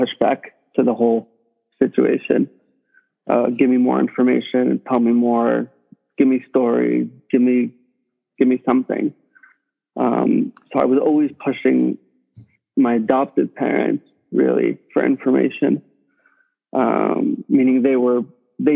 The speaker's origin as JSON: {"language": "English", "town": "New York City", "region": "New York", "country": "United States", "tie": "born or raised there", "said": "I grew up in Brooklyn"}